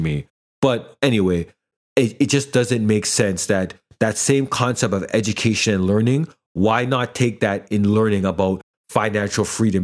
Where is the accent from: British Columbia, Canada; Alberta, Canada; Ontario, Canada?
Ontario, Canada; Toronto; I'm Jamaican background, I grew up kind of in the urban community here in the GTA